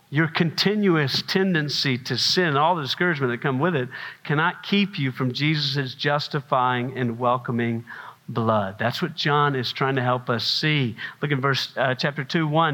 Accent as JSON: {"language": "English", "region": "South Carolina", "country": "United States", "said": "I'm from South Carolina"}